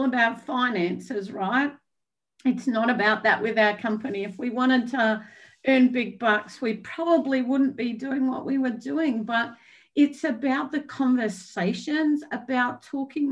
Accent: Australia; moved away; I'm Australian

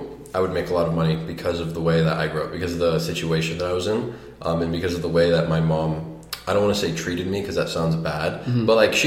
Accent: Detroit, Michigan, United States; moved away; also born or lived in Arizona; I was born and raised in Detroit.

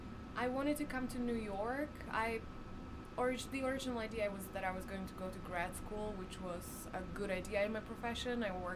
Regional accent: Slovakia; first language Slovak; English is a second language; now in Brooklyn, United States; My first language is Slovak.

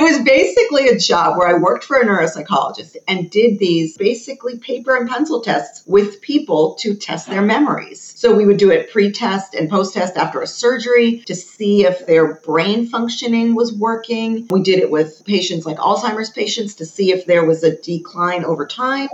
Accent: United States; I'm very American. I was born and raised in America.

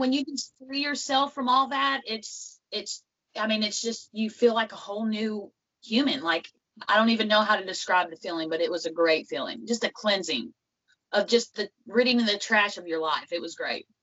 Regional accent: Western Kentucky, United States; where I'm from is from Western Kentucky. It's um, about a little town called Catawba

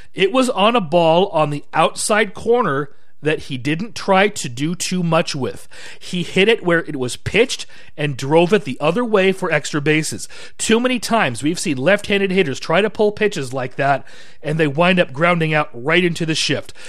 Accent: Washington, United States; I'm from Washington.

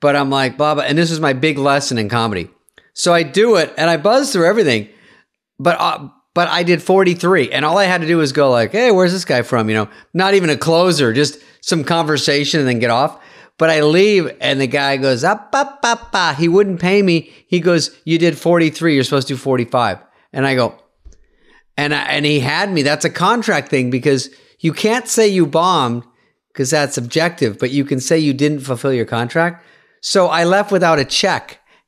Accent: the South, United States; I'm from the South. The Deep South.

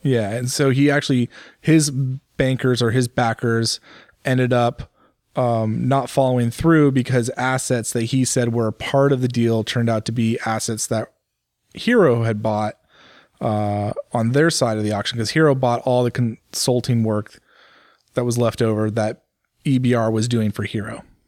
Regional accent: United States; for me as an American

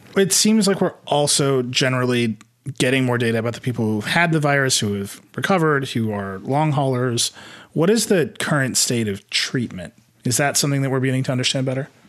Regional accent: Midwest, United States; I'm from the Midwest

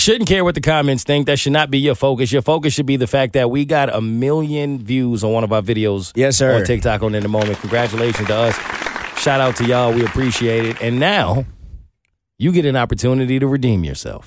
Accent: New York, United States; I'm from New York

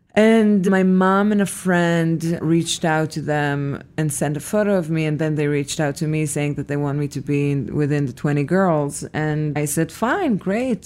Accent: Petah Tikva, Central District, Israel; moved away; I was born in Israel, in a city called Petah Tikva

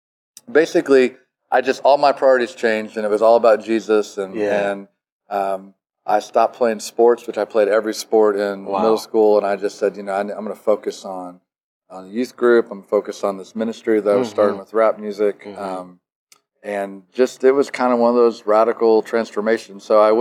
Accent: Illinois, United States; Well, the quick version of it is I grew up in Illinois.

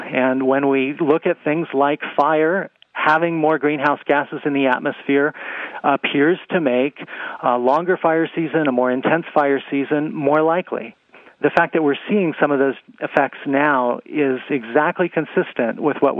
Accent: Arizona, United States; The Wallow Fire in my home state, Arizona, has burned over 450,000 acres. It's the largest in our state's history.

